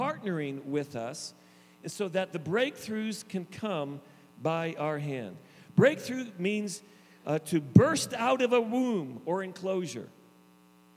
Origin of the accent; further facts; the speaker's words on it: the East, Eastern Canada, Canada; also born or lived in Niagara Falls, Ontario, Canada; I grew up in the East